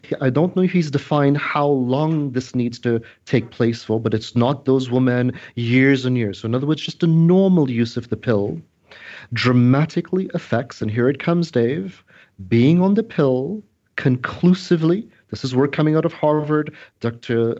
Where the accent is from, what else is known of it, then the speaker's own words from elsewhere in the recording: Trinidad & Tobago; I'm originally from Trinidad